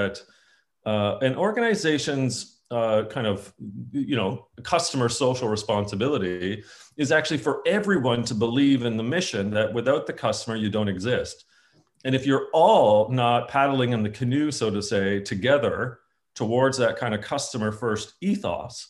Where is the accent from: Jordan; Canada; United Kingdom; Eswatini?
Canada; being a Canadian, I think it's on my passport